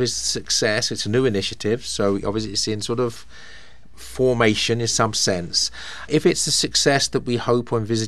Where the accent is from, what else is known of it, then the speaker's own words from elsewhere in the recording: England, United Kingdom; now in United States; I come from England, a little tiny country that's the same size as North Carolina in terms of area